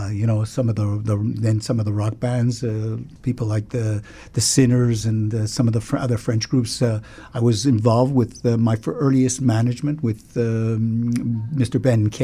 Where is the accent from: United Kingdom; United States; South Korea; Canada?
United Kingdom; London; born there; moved away; Yes, I was born in London, England.